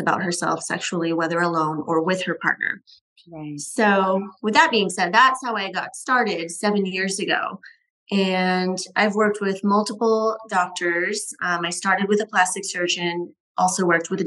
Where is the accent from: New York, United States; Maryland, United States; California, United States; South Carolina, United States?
California, United States; Northern; moved away as an adult; also born or lived in Tampa, Florida; now in Scottsdale, United States; I'm originally from Northern California